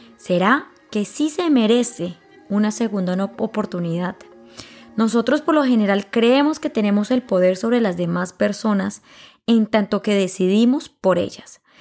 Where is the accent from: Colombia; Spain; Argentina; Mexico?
Colombia; yo sea colombiano